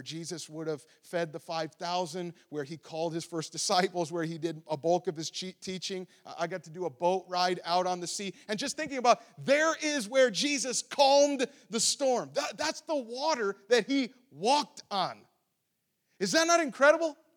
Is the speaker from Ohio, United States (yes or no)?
yes; Ohio, United States; moved away; I'm from Ohio